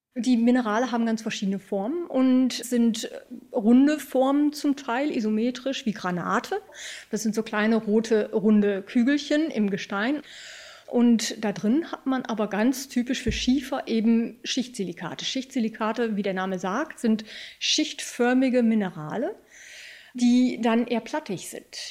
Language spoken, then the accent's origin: German; Germany; bei uns in Deutschland